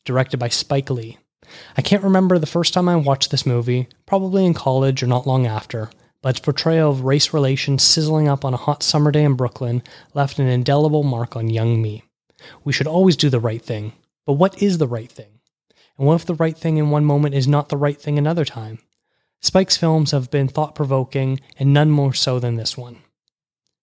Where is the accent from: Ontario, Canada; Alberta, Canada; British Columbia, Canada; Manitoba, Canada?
Ontario, Canada; just outside Toronto; I was born just outside Toronto, Canada